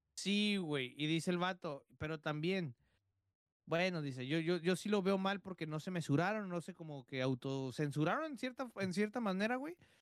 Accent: Guadalajara, Jalisco, Mexico; moved away; also born or lived in Tijuana; soy de Guadalajara, pero viví en Tijuana

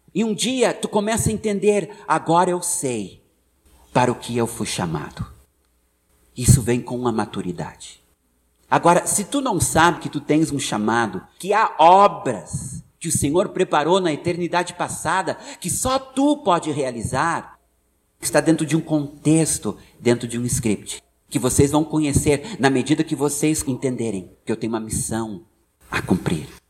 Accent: United States; born or raised there; Portuguese is a second language; moved away as an adult; now in Brazil

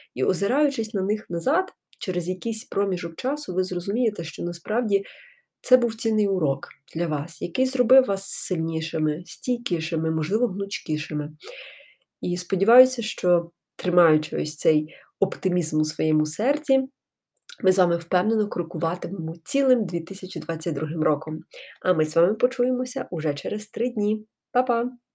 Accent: Ukraine; moved away as an adult; also born or lived in Genappe, Belgium; я тут з України, волонтерю

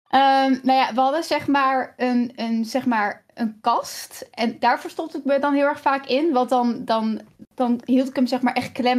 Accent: Kampen, Overijssel, Netherlands; moved away; ik ben dus opgegroeid in Kampen, in echt een groot huis

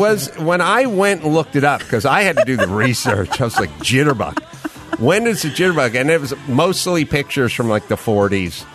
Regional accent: United States; I grew up in America

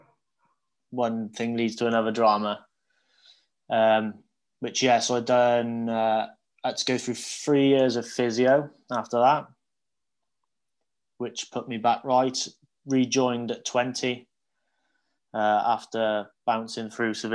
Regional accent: Hereford, West Midlands, United Kingdom; I grew up, born and bred in Hereford. I went to school in Hereford

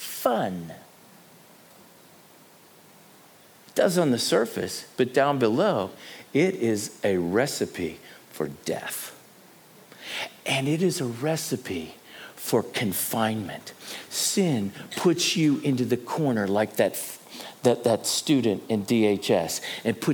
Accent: United States; moved away as an adult; now in South Africa; As an American living in this country for a cumulative time frame of 12 years

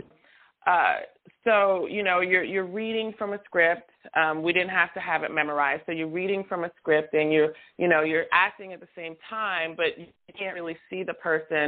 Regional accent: Louisiana, United States; moved away as an adult; also born or lived in Santa Ana, California; I'm originally from Louisiana. I moved back here in 2018, and Southern girl. Girl was raised in, girl that was raised in the South

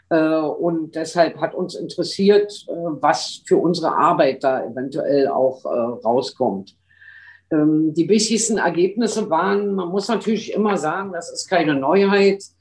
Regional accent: Berlin, Germany; ich komme aus Berlin, äh, einem, einem Land und einer Kommune zugleich

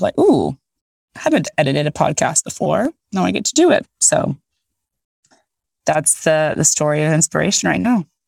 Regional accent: Haiti; I'm from Haiti, presumably a descendant of slaves. I don't know any of my history.

